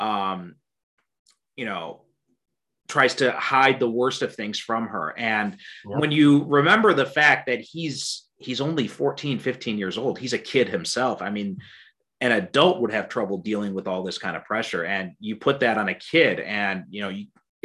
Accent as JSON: {"language": "English", "country": "United States", "tie": "born or raised there", "said": "I was born and raised in America"}